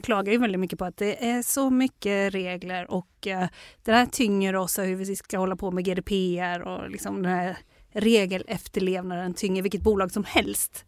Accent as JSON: {"language": "Swedish", "country": "Sweden", "said": "som svensk"}